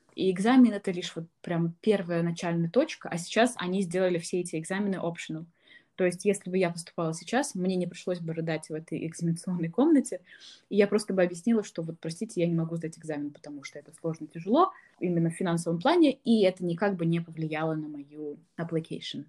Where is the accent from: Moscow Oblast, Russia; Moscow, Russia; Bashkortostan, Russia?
Bashkortostan, Russia; Ufa; moved away as an adult; я из Уфы